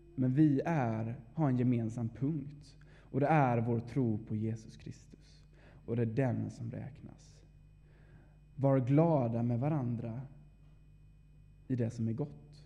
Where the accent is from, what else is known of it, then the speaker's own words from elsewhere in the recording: Vaggeryd, Jönköping County, Sweden; moved away as an adult; now in Uppsala, Sweden; är född och uppvuxen här i Vaggeryd